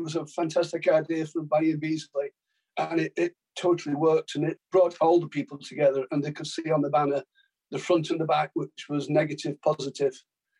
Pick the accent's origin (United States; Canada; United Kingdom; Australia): United Kingdom; Blackpool, North West England; now in Tameside, United Kingdom; I'm in Tameside now, but I was born in Blackpool, the Paris of the North.